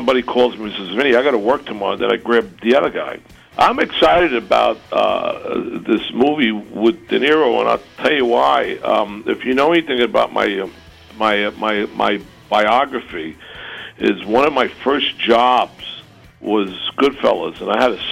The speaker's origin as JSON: {"language": "English", "region": "New York", "country": "United States", "said": "I'm a New Yorker"}